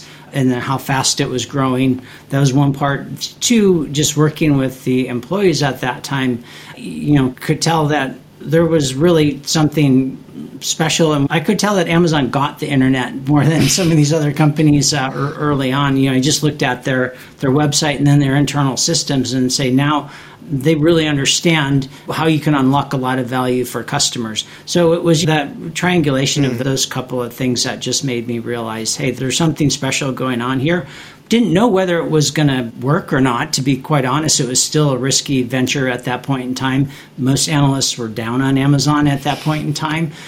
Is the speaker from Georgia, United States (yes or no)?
no; Chicago, Illinois, United States; also born or lived in Singapore; I grew up in Chicago.